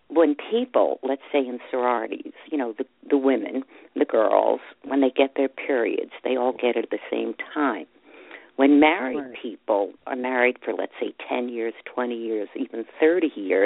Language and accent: English; New York City, New York, United States; I grew up in Brooklyn